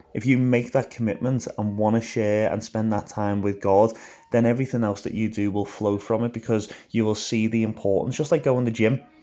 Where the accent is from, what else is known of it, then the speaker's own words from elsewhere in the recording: Liverpool, North West England, United Kingdom; moved away as an adult; now in Belfast, United Kingdom; I am from Liverpool, so I've lived in Liverpool most of my life, but about nine years ago now, I moved over to just outside Belfast in Northern Ireland